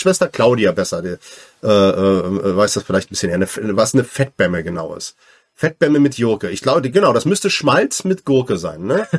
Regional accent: southern Brandenburg, Germany; ich komme aus Südbrandenburg, also Ostdeutsch.

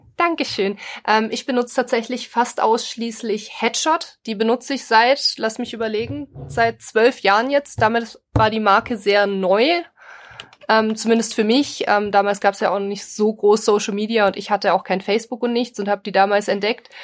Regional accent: Bavaria, Germany; wir kommen ja aus Bayern

